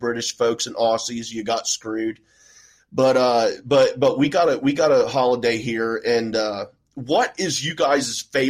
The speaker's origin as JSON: {"language": "English", "region": "Ohio", "country": "United States", "said": "Because I'm from Ohio. I'm from outside of Dayton, so you know Cincinnati, dude."}